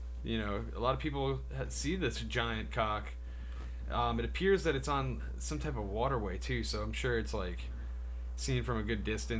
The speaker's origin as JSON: {"language": "English", "country": "United States", "said": "I'm American."}